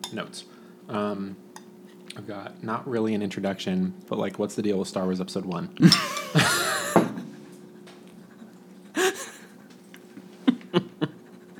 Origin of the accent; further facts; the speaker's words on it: Las Vegas, Nevada, United States; moved away; I grew up in Las Vegas.